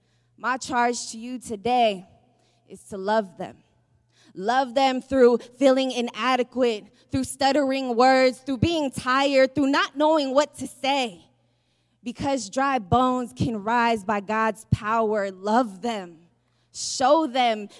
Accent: San Francisco, California, United States; I'm from San Francisco

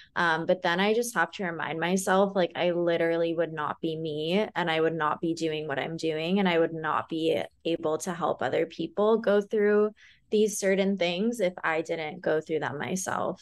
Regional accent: California, United States; now in Austin, United States; I'm from California and I'm such a beach girl

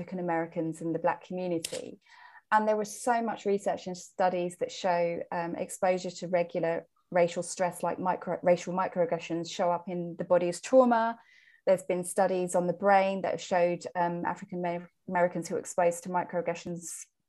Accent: England, United Kingdom; I am English. I'm British.

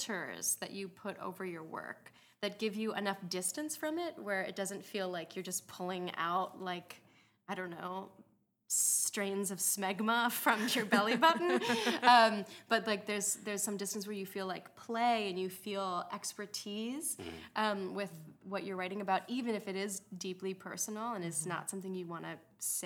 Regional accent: Minnesota, United States; I grew up in Minnesota

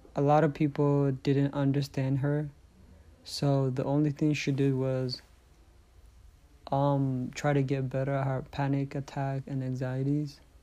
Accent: Eritrea; moved away; I was born in Eritrea

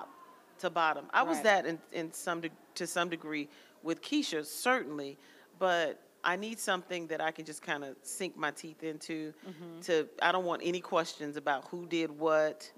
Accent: Texas, United States; I'm from Texas.

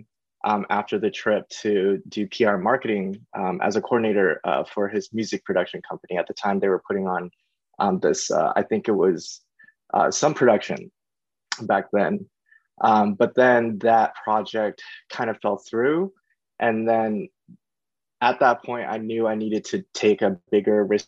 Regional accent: St. Petersburg, Florida, United States; moved away as an adult; now in Los Angeles, United States; I grew up in St. Petersburg, Florida.

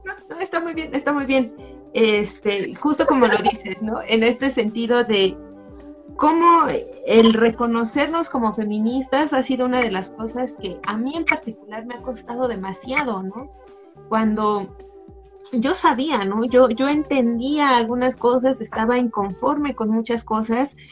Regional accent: Nezahualcóyotl, State of Mexico, Mexico; yo soy de la periferia, yo soy de Nesa

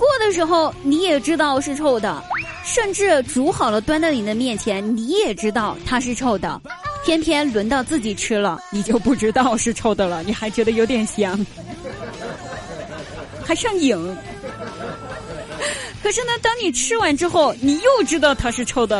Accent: China; 我认了，谁让我是个中国人呢？我要拍蒜。

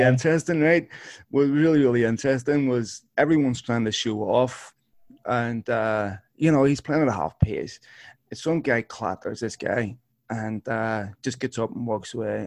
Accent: Belfast, Northern Ireland, United Kingdom; I grew up in North Belfast

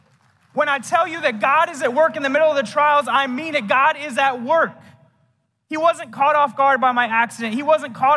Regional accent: Fort Morgan, Colorado, United States; moved away; my hometown in Fort Morgan, Colorado

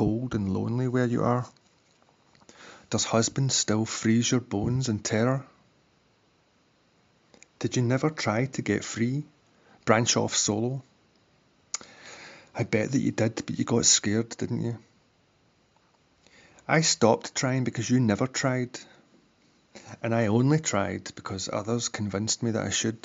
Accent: Glasgow, Scotland, United Kingdom; I'm from Glasgow

